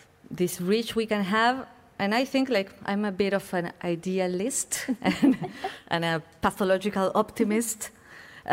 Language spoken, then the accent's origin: English; Buenos Aires, Argentina; moved away as an adult; I am from Buenos Aires, which is a city that is boiling with art